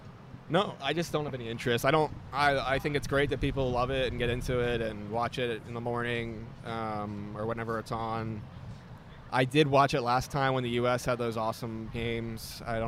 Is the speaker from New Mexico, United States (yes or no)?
no; Philadelphia, Pennsylvania, United States; because I'm from Philadelphia.